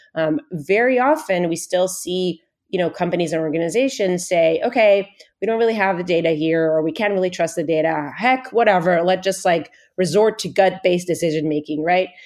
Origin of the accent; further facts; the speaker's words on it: Israel; moved away as an adult; now in Bay Area, United States; I was actually originally born and raised in Israel.